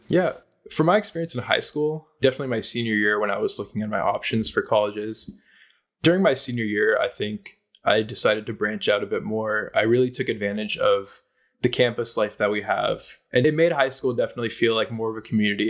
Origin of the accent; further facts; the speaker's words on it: Silicon Valley, California, United States; growing up in the Silicon Valley